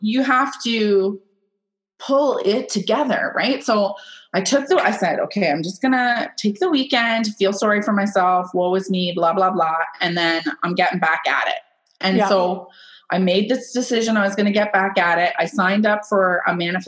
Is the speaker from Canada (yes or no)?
yes; Kitchener, Ontario, Canada; now in Wellesley, Canada; I'm from Kitchener